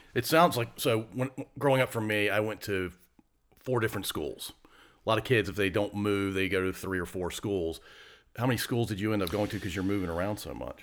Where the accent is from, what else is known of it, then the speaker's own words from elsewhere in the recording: Ashland, Virginia, United States; I grew up in the middle of Ashland